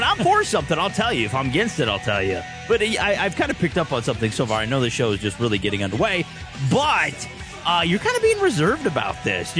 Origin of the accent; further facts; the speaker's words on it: Columbus, Ohio, United States; moved away; I was originally a Buckeye. I was born in Columbus, Ohio.